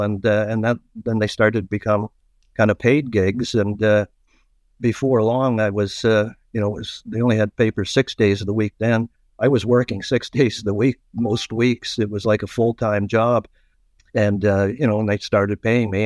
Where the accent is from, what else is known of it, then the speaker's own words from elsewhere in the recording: Toronto, Ontario, Canada; also born or lived in East York, Toronto / North York, Toronto; my younger years were in Scarborough. And uh, I went to Winston Churchill High School at Scarborough